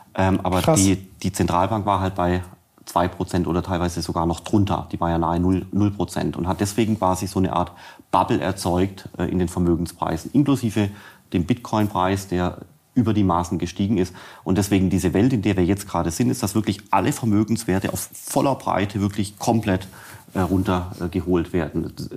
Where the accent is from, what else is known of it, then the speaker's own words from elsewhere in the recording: Swabia, Germany; ich bin Schwabe